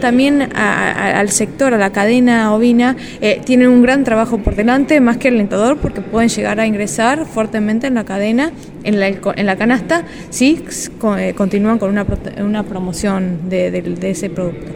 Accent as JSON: {"language": "Spanish", "country": "Argentina", "said": "cortes que los argentinos no comemos"}